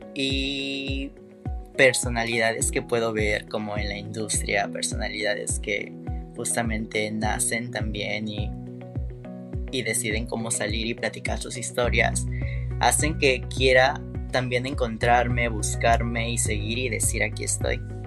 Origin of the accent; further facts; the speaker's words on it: Veracruz, Mexico; Soy de Veracruz, Ver.